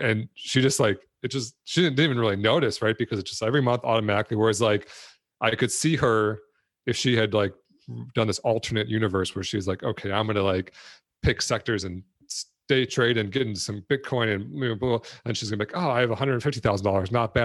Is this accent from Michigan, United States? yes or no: yes; Detroit, Michigan, United States; I grew up in Detroit